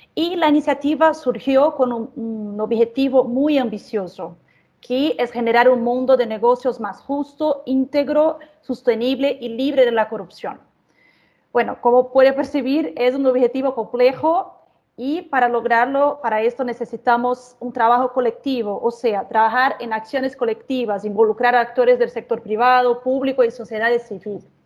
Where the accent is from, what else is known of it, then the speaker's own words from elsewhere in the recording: Brazil; Spanish is a second language; soy brasileña, así que les pido disculpas por cualquier portuñol que me salga